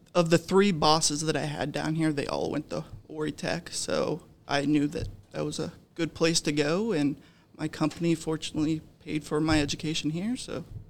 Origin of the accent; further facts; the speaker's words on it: Dayton, Ohio, United States; moved away as an adult; now in Myrtle Beach, United States; I am from Dayton, Ohio. I spent the first eighteen years of my life in Dayton